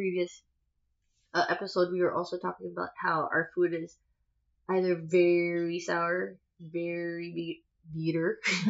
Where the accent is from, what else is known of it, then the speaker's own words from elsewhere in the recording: Philippines; we're all from the Philippines.